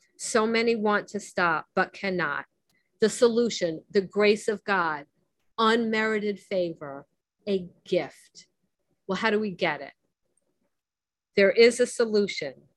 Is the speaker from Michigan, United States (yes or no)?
no; Miami, Florida, United States; I grew up in Miami